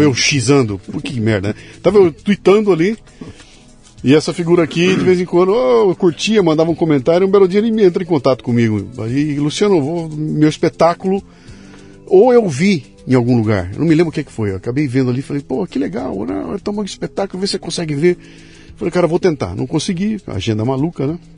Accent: Curitiba, Paraná, Brazil; also born or lived in Germany; Eu sou de Curitiba.

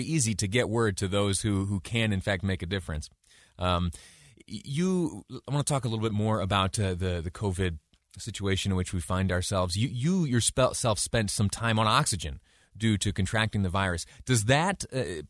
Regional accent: New York, United States; now in Utah, United States; I did a little bit of growing up in New York State

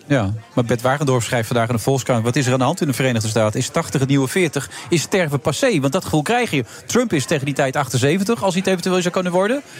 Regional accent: Friesland, Netherlands; Ik, ik kom uit Friesland

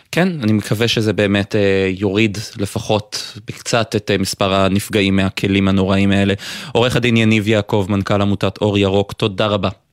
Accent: Haifa, Haifa District, Israel; אני גדלתי במכבסה, לאבא שלי יש מכבסה אה, בחיפה

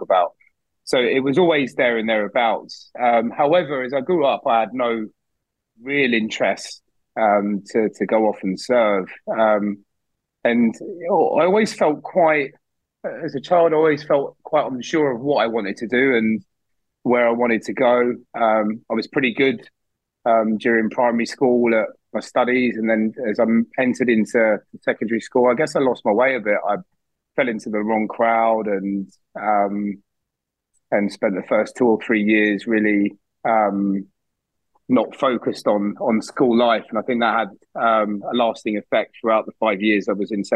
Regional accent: Barnet, London, United Kingdom; also born or lived in Plymouth; I grew up in North London in a town called Barnet

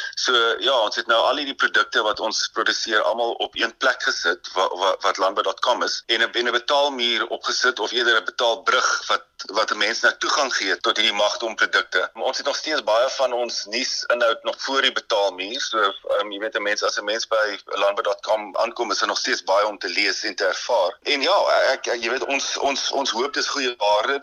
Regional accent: Indwe, Eastern Cape, South Africa; moved away; In die Noord-Oos-Kaap in 'n klein plekie Indwy, né? Dis uh, tussen Dordrecht en uh, en Elliot

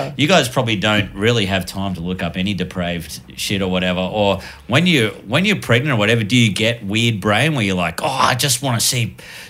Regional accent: Australia; I'm very Australian

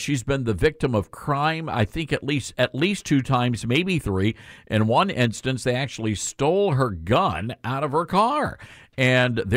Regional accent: Memphis, Tennessee, United States; Memphis. This is my hometown

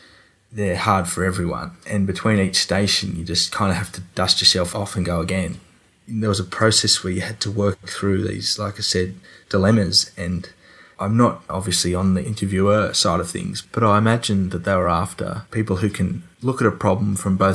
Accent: Dubbo, New South Wales, Australia; I'm from Dubbo.

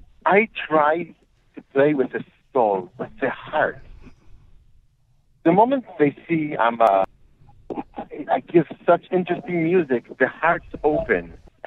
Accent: Safed, Northern District, Israel; I grew up in Tzfat, and I grew up on this klezmer music.

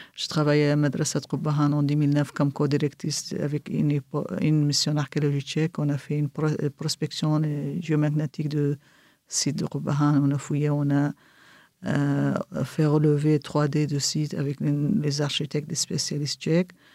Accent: Kirkuk, Kirkuk Governorate, Iraq; first language Kurdish; French is a second language; now in Erbil, Iraq; je suis originaire de Kirkuk.

